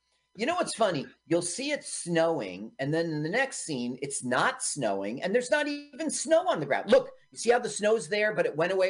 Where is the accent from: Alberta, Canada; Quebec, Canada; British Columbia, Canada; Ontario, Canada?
Ontario, Canada; Milton; Yeah. I grew up in Milton, Ontario, and it was obviously Kleinburg, that house.